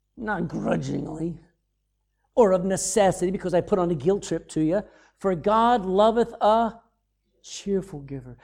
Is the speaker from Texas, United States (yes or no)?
yes; Texas, United States; I'm from Texas